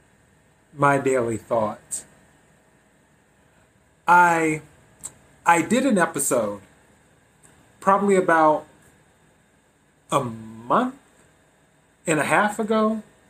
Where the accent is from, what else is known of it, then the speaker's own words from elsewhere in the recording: the Carolinas, United States; moved away as an adult; now in Los Angeles, United States; I'm originally from the East Coast, from the Carolinas